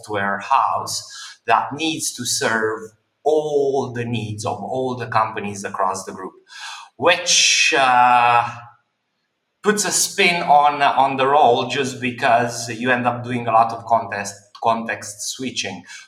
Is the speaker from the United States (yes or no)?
no; Romania; moved away as an adult; also born or lived in London, United Kingdom; now in Dubai, United Arab Emirates; I was born in Romania. I've spent the first 20 years of my life in Romania